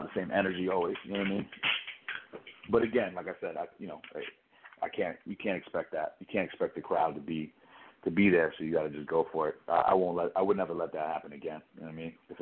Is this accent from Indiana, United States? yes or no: no; New York, United States; I'm from New York, so that there's something about it that feels comfortable, you know, the slang that people use